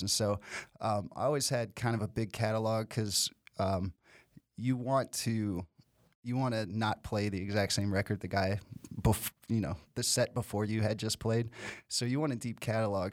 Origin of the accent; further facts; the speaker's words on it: Nashville, Tennessee, United States; I'm from Nashville